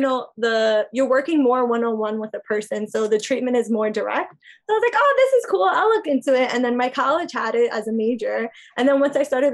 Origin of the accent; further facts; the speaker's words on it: New York City, New York, United States; I loved growing up in Queens.